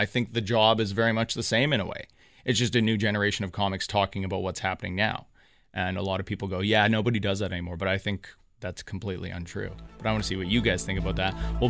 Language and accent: English; Canada; the comics that we grew up watching in Canada